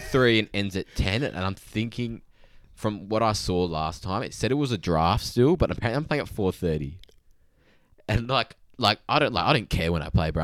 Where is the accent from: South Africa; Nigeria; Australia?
Australia; Boddington, Western Australia; I'm from Boddington